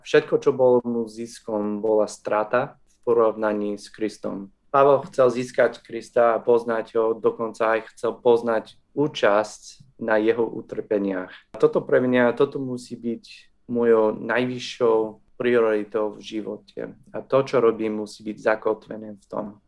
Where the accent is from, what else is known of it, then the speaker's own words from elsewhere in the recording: New Jersey, United States; Slovak is a second language; moved away as an adult; also born or lived in Minnesota; now in Slovakia; Narodil som sa v USA v Minnesota, ale vyrastol som v New Jersey nedaleko od oceánu